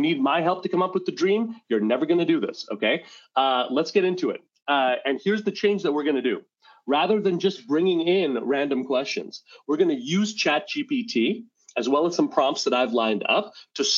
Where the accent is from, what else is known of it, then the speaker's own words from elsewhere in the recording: Montreal, Quebec, Canada; moved away as an adult; now in Rochester, United States; I grew up in Montreal, Quebec. I live in Rochester, New York, and I've lived in America since 2006, but I grew up in Montreal